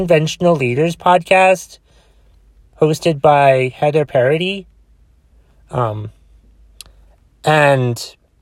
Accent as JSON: {"language": "English", "town": "Boston", "region": "Massachusetts", "country": "United States", "accent": "Bostonian", "said": "Did not mean to sound like a Bostonian, even though I am from Boston"}